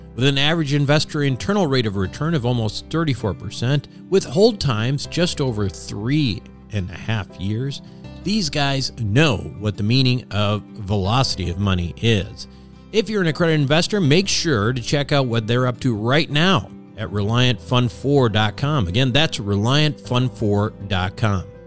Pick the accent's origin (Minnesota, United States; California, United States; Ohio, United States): Minnesota, United States; accent: Midwestern; speak like a slow Midwestern guy like I am. I'm from Minnesota